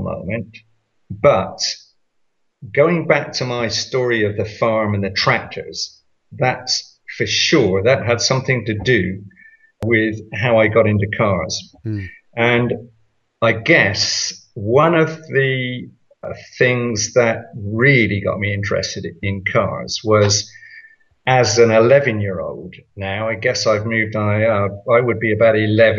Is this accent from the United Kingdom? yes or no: yes; United Kingdom; I'm British